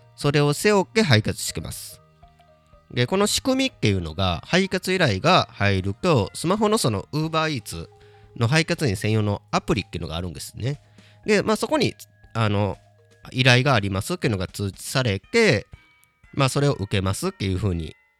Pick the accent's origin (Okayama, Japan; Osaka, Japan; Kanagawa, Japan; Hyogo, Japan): Hyogo, Japan; Kobe; now in Kyoto, Japan; 地元の神戸帰った時に